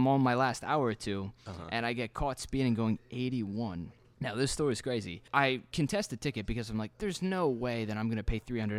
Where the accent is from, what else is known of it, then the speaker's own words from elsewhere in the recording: Maryland, United States; now in Providence, United States; I'm from Maryland.